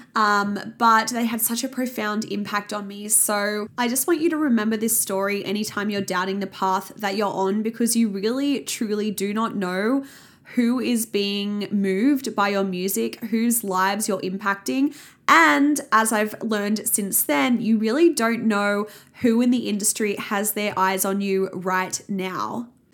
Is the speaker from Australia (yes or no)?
yes; Sydney, New South Wales, Australia; I grew up in the Sutherland Shire in Sydney